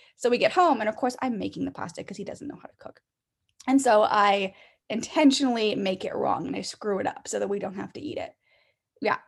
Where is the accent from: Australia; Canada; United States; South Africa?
Canada; I'm Canadian, so I was in elementary school until grade seven, and then we went to high school in grade eight.